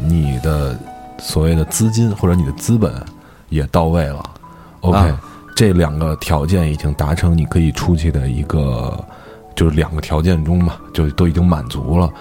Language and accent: Chinese; Beijing, China; 咱北京孩子